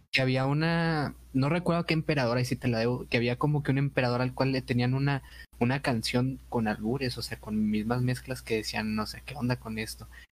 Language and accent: Spanish; Mexico; como nosotros, como de mexicanos